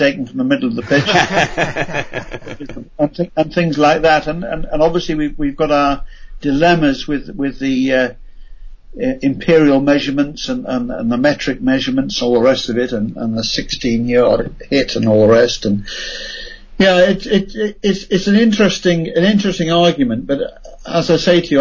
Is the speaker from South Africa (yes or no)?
no; United Kingdom; as a Brit, and rather obviously a Brit at times